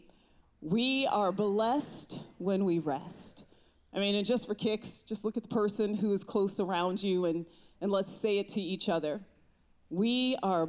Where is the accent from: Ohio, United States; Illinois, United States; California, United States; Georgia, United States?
Ohio, United States; I am from Ohio